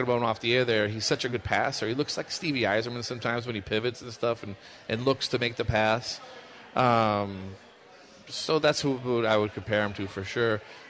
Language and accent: English; East Coast, United States; moved away as an adult; now in St. Louis, United States; I came here in 96, and it was... I'm from the East Coast, and you know what the East Coast people are like. They're a little different. But St. Louis is so nice, and it's a great place to live